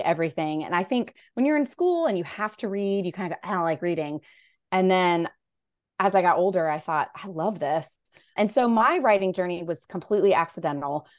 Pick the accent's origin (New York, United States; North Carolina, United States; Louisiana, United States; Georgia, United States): North Carolina, United States; Raleigh; I grew up in Raleigh, North Carolina, so that's where I live